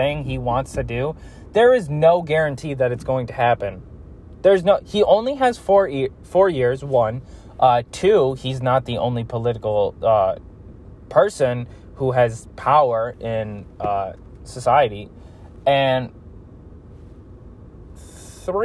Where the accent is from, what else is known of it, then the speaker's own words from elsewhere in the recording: United States; we are American people